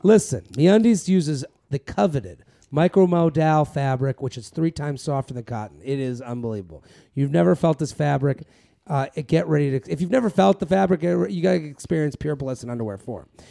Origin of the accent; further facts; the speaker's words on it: Massachusetts, United States; I'm from Massachusetts